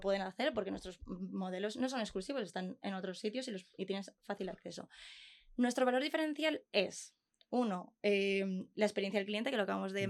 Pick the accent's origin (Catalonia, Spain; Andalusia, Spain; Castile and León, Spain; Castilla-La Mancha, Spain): Castilla-La Mancha, Spain; Consuegra; nosotros somos de Consuegra, un pueblo de Toledo